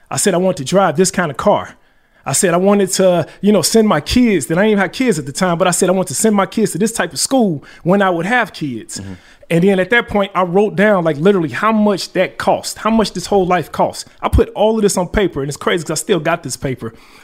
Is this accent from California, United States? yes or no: no; Chicago, Illinois, United States; I'm from Chicago, born and raised.